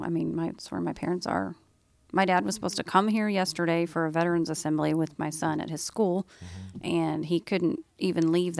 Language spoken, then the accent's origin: English; Oklahoma, United States; Like where we grew up in Oklahoma, it's flat.